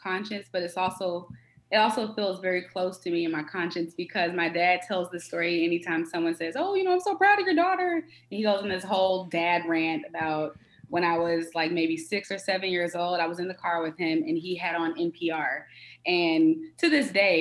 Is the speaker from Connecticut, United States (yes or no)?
no; Atlanta, Georgia, United States; also born or lived in Washington, D.C.; I'm born and raised in Atlanta, between Atlanta and D.C.